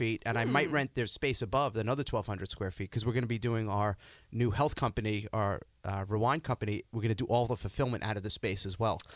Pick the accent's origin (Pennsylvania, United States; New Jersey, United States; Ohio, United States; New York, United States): New York, United States; moved away as an adult; also born or lived in Stamford, Connecticut; now in New Canaan, United States; I still say I'm a New Yorker, even though I've been out of New York for almost 20 years. But I'm a nutmegger now. Yeah. I'm up in New Canaan, Connecticut.